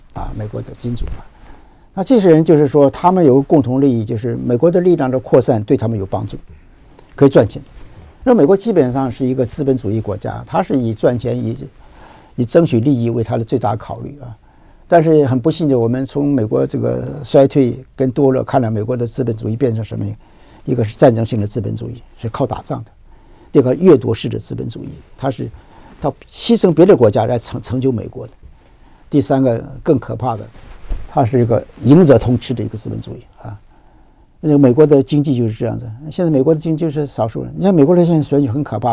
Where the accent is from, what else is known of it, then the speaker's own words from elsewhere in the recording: Taiwan; 我们台湾的人今天要有这个智慧